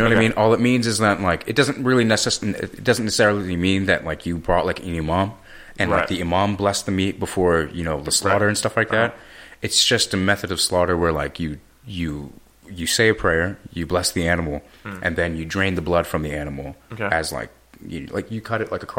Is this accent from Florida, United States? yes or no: no; San Francisco, California, United States; I'm from San Francisco.